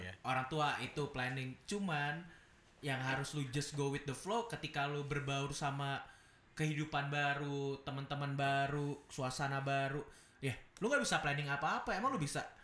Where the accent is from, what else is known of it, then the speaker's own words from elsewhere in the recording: Jakarta, Indonesia; moved away as an adult; also born or lived in Yogyakarta; gue dari Jakarta